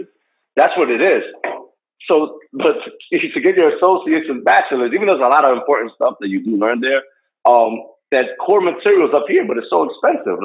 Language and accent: English; Hackensack, New Jersey, United States; I grew up in Hackensack